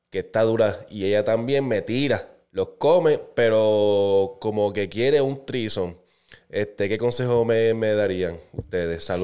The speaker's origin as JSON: {"language": "Spanish", "town": "Carolina", "country": "Puerto Rico", "lives_now": "Kissimmee, United States", "said": "tengo 24 años y vivo en Kissimmee, Florida, pero soy original, original de Carola, Carolina"}